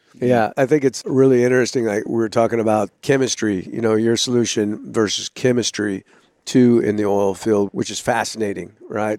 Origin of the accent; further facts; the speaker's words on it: California, United States; moved away; originally I'm from California, I was born in California